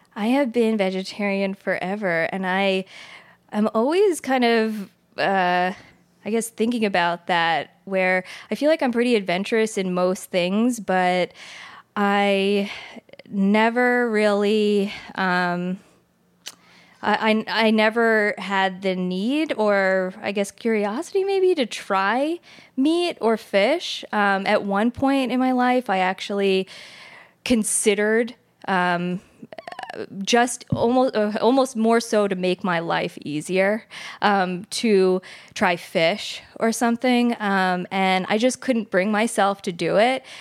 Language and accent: English; New Jersey, United States; I grew up in Jersey in kind of, I guess, a multicultural home.